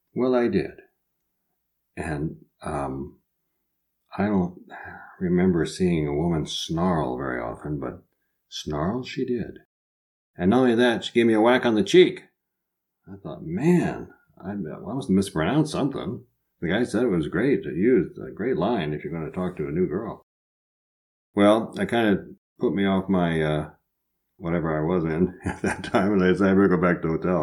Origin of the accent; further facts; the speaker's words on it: Midwest, United States; accent: Midwest; also born or lived in Des Moines; now in France; they do love my Midwest accent over here